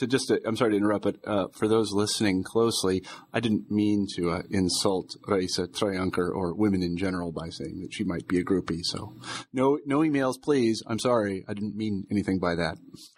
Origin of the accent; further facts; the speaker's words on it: Midwest, United States; I'm from the Midwest, and we need things put very directly.